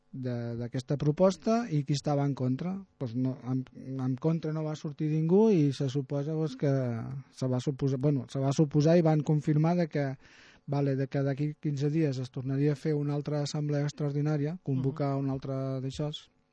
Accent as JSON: {"language": "Catalan", "town": "Tarragona", "region": "Catalonia", "country": "Spain", "said": "Jo sóc de Tarragona"}